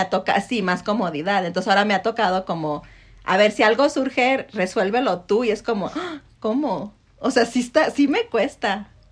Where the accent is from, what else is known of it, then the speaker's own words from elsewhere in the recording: Mexico; como mexicanos